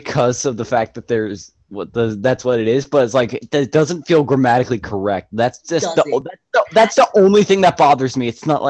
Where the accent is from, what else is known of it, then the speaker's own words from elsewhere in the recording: Georgia, United States; I am from Georgia. We don't speak in New York.